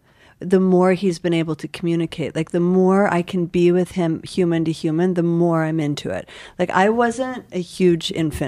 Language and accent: English; Buffalo, New York, United States; now in New York, United States